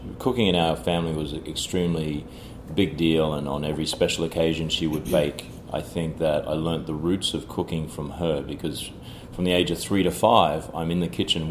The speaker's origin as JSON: {"language": "English", "town": "Cairns", "region": "Queensland", "country": "Australia", "tie": "born or raised there", "also_born_or_lived": "Sydney, Australia / Washington, D.C., United States", "moved": "as an adult", "lives_now": "New York, United States", "said": "Born and bred in Australia, from a very small town in the north called Cairns"}